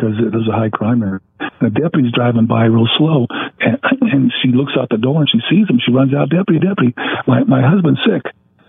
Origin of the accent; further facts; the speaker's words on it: Ontario, California, United States; the house I grew up in Ontario